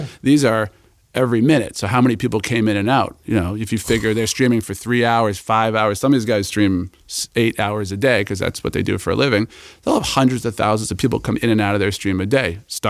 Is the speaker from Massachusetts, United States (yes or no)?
yes; Boston, Massachusetts, United States; moved away as an adult; I'm from Boston, definitely Boston sports kid, grew up, you know, playing all sports